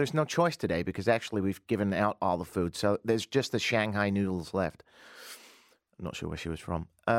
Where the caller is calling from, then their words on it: Canada; I'm live from Canada.